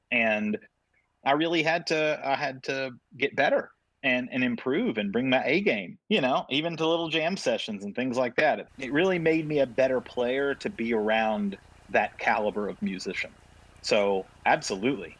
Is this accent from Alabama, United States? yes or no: yes; Tuscaloosa, Alabama, United States; also born or lived in Shoals area, Alabama; I grew up in Tuscaloosa